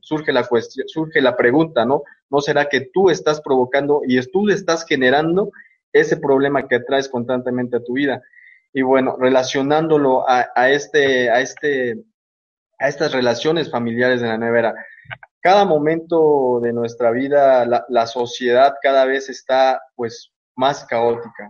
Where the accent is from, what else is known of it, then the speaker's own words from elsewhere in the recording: Mexico; now in Uruapan, Mexico; soy de México, estoy aquí en Uruapan, Michoacán